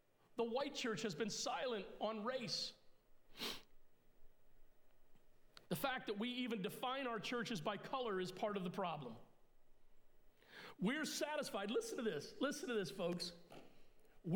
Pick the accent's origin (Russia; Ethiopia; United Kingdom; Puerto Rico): Puerto Rico; I was born in Puerto Rico, so I'm Puerto Rican by birth, but I'm English by descent